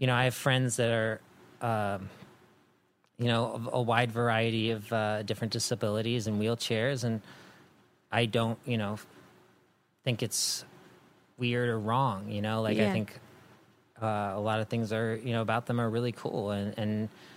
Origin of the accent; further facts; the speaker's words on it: East Coast, United States; moved away as an adult; now in Los Angeles, United States; I grew up on the East Coast, and, you know, there's a different energy there.